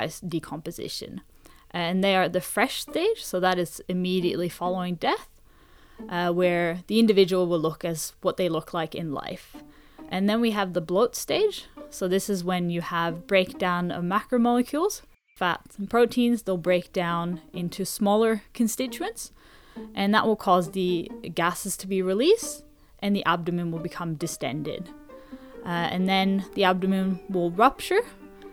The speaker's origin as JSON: {"language": "English", "country": "Norway", "moved": "yes", "lives_now": "Sydney, Australia", "said": "I'm originally from Norway"}